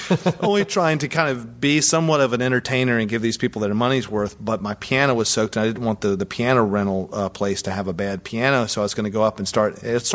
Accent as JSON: {"language": "English", "region": "the South", "country": "United States", "said": "I'm from the South"}